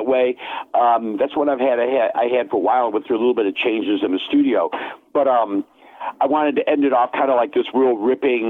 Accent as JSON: {"language": "English", "town": "New Lenox", "region": "Illinois", "country": "United States", "tie": "born or raised there", "said": "I'm born and raised in New Lenox, Illinois, where I still live"}